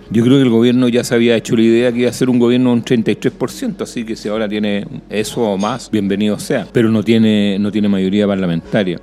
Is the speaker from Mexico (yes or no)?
no; Chile